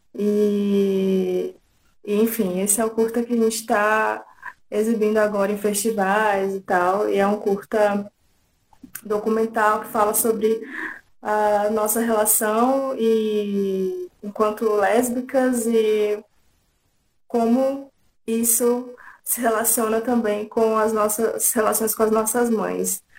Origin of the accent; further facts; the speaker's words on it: interior of São Paulo, Brazil; moved away; also born or lived in Tocantins; Eu morava em interior de São Paulo, nasci em Tocantins, mas morava no interior de São Paulo